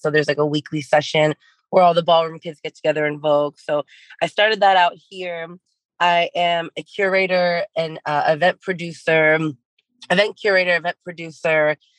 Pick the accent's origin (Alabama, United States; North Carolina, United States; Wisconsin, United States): Alabama, United States; born there; now in New York, United States; But to backtrack, my family is from Iran and I was born in Alabama, lived everywhere. But the last 8-9 years I've been spending in New York.